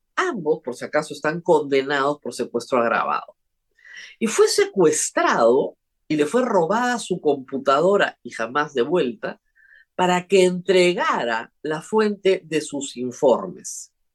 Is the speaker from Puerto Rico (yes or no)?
no; Peru